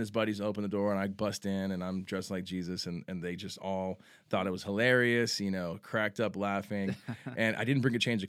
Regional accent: San Antonio, Texas, United States; also born or lived in Grapevine; I was born in Grapevine, obviously. Texas, born in Texas, raised in San Antonio. I wasn't born here, but been here since I was a baby.

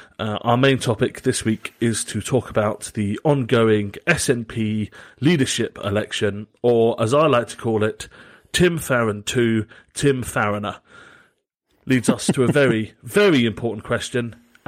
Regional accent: southern England, United Kingdom; accent: Southern English; Like, I am very English, very Southern English. I sound very Southern English.

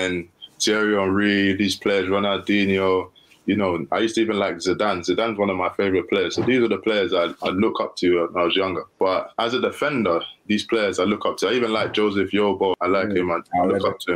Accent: London, United Kingdom; I grew up in London my whole life. I grew up in an area called Hackney

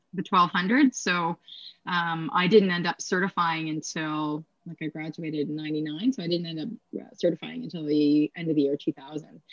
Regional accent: Kingston, Ontario, Canada; I'm from Kingston, Ontario. Okay. And so I grew up near the base.

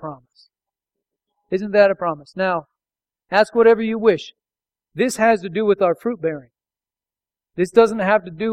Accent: North Dakota, United States; I grew up in North Dakota

